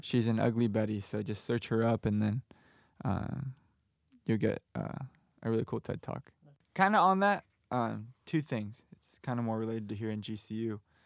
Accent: Southern California, United States; moved away as an adult; now in Arizona, United States; I'm from Southern California.

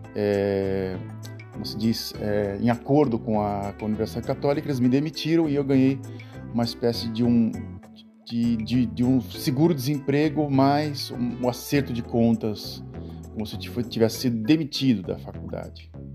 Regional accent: Santos, São Paulo, Brazil; moved away as an adult; now in Europe; na cidade de Santos, onde eu nasci

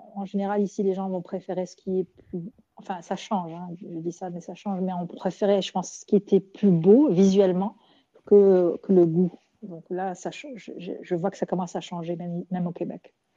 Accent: Morocco; now in Montreal, Canada; au Maroc, mon pays d'origine

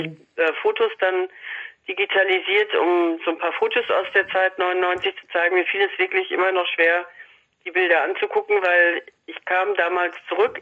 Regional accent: Salzkotten, North Rhine-Westphalia, Germany; in meiner Heimatstadt Salzgotten bei Paderborn

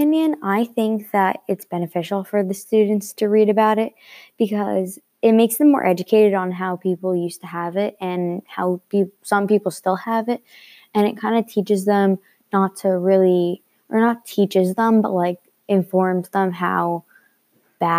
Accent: Glen Gardner, New Jersey, United States; I'm from Glen Gardner, New Jersey

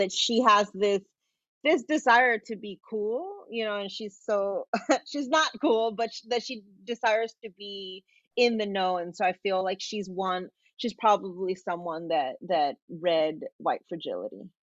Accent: Los Angeles, California, United States; I'm from South Central

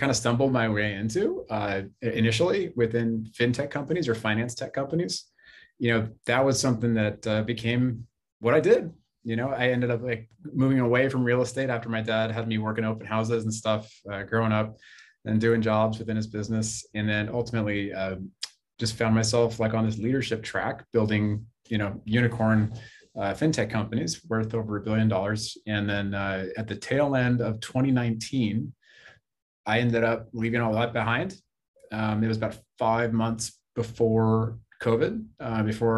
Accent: Bay Area, California, United States; I grew up in the Bay Area, California. It's where I am right now

